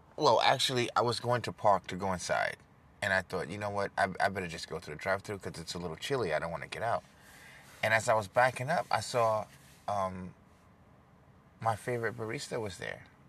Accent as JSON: {"language": "English", "town": "New York City", "region": "New York", "country": "United States", "tie": "born or raised there", "also_born_or_lived": "Dubai / Dallas", "moved": "as an adult", "said": "Growing up in New York City and South Jamaica, 80s and 90s"}